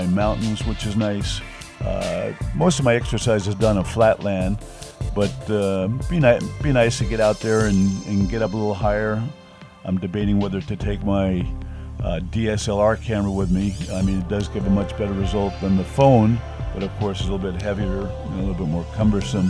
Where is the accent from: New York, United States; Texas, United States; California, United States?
New York, United States; moved away as an adult; now in China; Growing up in New York